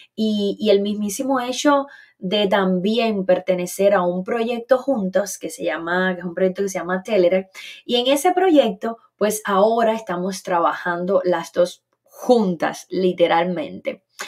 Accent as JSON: {"language": "Spanish", "region": "Eastern Cuba", "country": "Cuba", "moved": "yes", "said": "somos de la zona oriental caliente de Cuba."}